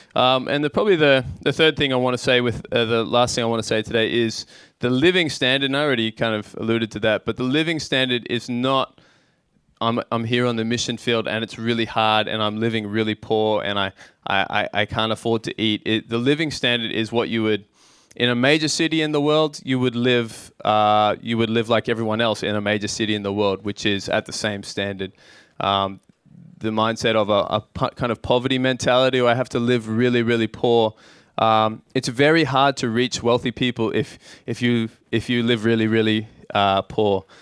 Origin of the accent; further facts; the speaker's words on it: Australia; moved away as an adult; now in Tokyo, Japan; growing up in Australia, in a small town